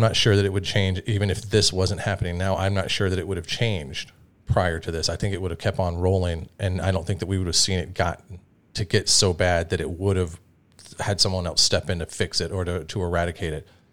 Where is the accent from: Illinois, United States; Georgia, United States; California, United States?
Georgia, United States; Atlanta; I grew up, like, in Georgia, in Atlanta, at one of, like, the hip-hop fucking meccas